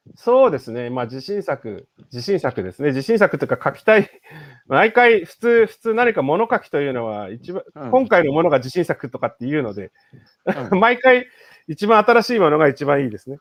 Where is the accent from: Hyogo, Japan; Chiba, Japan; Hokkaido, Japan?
Chiba, Japan; moved away as an adult; also born or lived in Tokyo / Netherlands; 生まれは東京なんですけど、育ちは千葉県でして